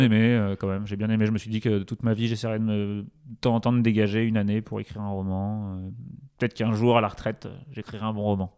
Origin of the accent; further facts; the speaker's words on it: Touraine, a small town near Tours, Centre-Val de Loire, France; moved away; also born or lived in Paris; j'ai grandi en Touraine, du coup, dans une petite ville à côté de Tours